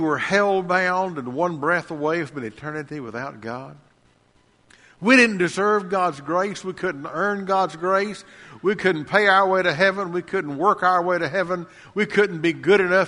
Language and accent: English; Lacey Springs, United States; I was 12, almost 13 years old, growing up in Lacey Springs